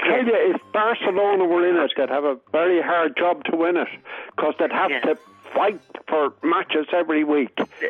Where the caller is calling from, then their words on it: Maynooth, Leinster, Ireland; also born or lived in London; I'm ringing from Manute in County Kildare.